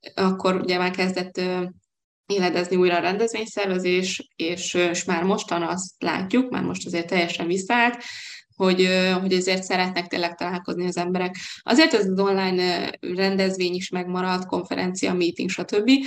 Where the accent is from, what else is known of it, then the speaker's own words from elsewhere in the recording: Hungary; moved away as an adult; now in Budapest, Hungary; vidéki vagyok, vidéken éltem, a szüleim még mindig ott élnek